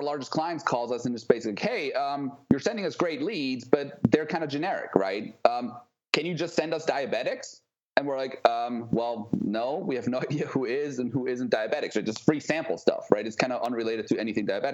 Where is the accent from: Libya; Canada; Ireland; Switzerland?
Switzerland; moved away as an adult; also born or lived in New York / San Diego; So I'm originally from Switzerland. I left when I was 19, I think.